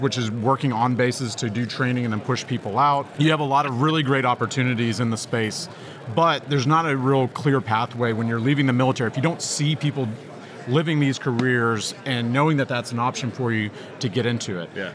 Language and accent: English; Texas, United States; I'm from Texas